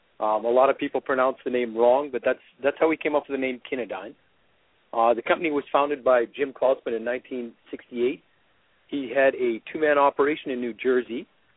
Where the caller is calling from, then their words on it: Calgary, Alberta, Canada; I'm actually in Calgary, Alberta right now.